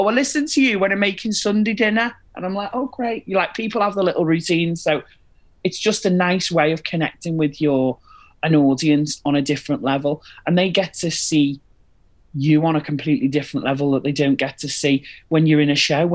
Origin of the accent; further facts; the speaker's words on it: Liverpool, North West England, United Kingdom; also born or lived in Wirral; now in Manchester, United Kingdom; I'm originally from Liverpool, and then I moved to the Wirral. So I'm like this weird little northern hybrid, but I am based in Manchester.